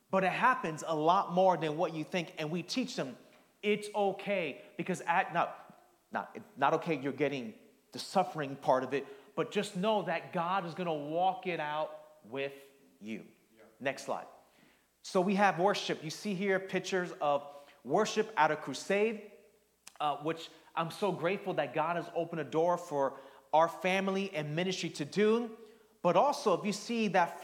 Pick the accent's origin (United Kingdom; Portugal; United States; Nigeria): United States; New York City, New York; moved away; also born or lived in New Jersey; growing up in the Northeast, I was born in Queens, lived in Jersey